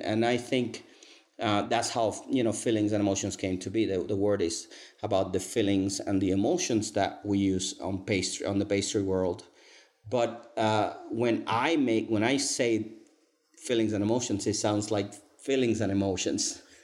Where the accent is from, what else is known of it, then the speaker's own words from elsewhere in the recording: Cuba; English is a second language; moved away as an adult; now in Salt Lake City, United States; I was born and raised in Cuba